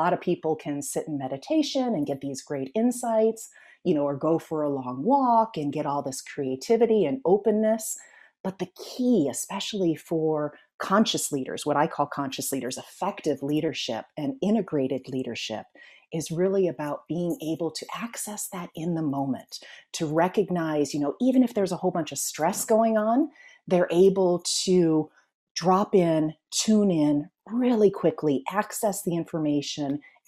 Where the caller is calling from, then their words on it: California, United States; I am in the San Francisco Bay Area. I am halfway between San Francisco and Silicon Valley.